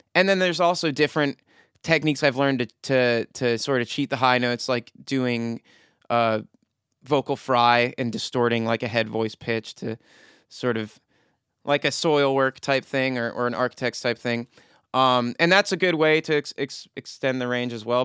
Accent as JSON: {"language": "English", "town": "Frederick", "region": "Maryland", "country": "United States", "tie": "born or raised there", "said": "from my hometown of Frederick"}